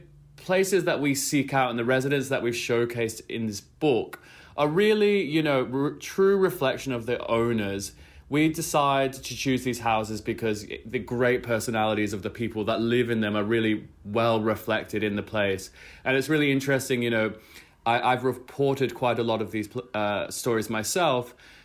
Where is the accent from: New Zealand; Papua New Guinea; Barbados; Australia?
Australia; Brisbane, Queensland; my hometown of Brisbane